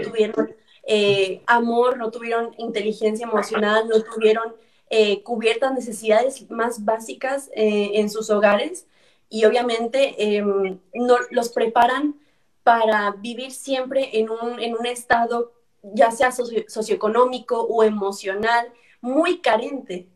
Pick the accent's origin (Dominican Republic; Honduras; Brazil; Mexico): Mexico; Ciudad Victoria, Tamaulipas; yo soy de Ciudad Victoria